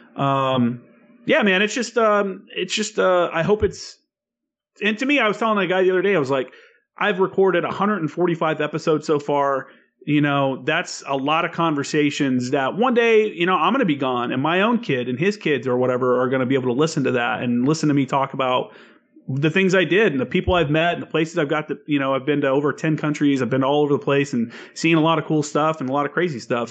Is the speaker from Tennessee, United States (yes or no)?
yes; Tennessee, United States; also born or lived in Indiana; I'm from Indiana and Tennessee is where I grew up